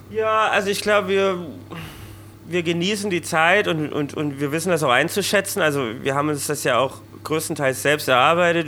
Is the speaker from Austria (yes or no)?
no; Thuringia, Germany; ich als Thüringer